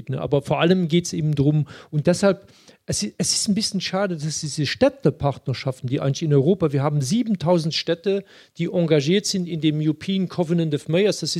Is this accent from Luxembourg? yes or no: yes; Luxembourg; das Sprachproblem habe ich natürlich als Luxemburger äh, weniger